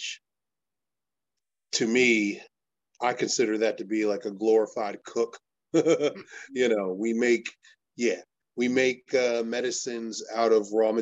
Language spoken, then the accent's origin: English; Elizabeth, New Jersey, United States; also born or lived in Irvington, New Jersey / Manalapan, New Jersey; I am from Elizabeth, New Jersey, born and raised